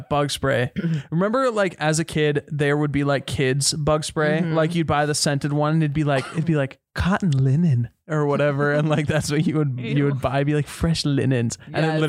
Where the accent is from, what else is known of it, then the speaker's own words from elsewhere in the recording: Minnesota, United States; I grew up in Minnesota.